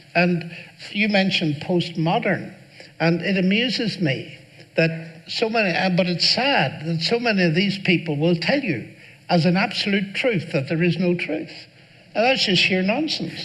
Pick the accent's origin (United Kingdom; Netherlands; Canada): United Kingdom; Northern Ireland; I grew up in Northern Ireland